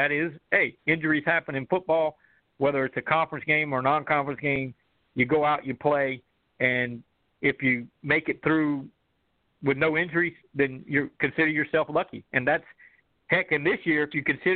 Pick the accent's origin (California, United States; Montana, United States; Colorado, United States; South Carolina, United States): South Carolina, United States; Summerville; I grew up in Somerville, but went to Berkeley